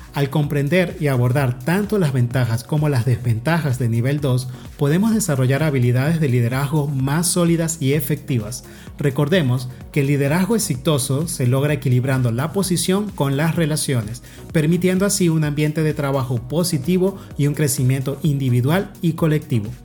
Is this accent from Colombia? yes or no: no; Venezuela; now in Mexico; la montaña más alta de mi país de origen Venezuela